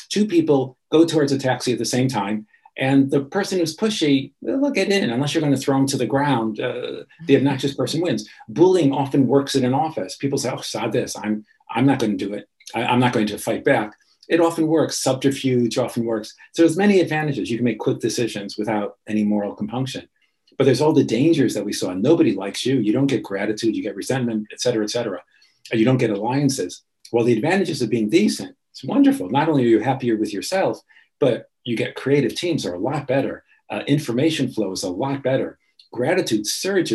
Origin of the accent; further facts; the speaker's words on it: Chicago, Illinois, United States; I grew up in Chicago